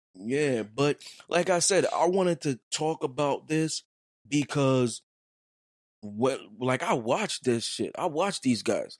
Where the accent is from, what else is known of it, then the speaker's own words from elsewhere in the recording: New York City, New York, United States; I'm from Brooklyn